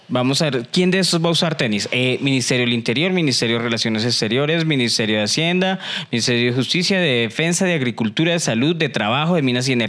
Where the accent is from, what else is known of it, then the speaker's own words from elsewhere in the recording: Colombia; la cultura autóctona de Colombia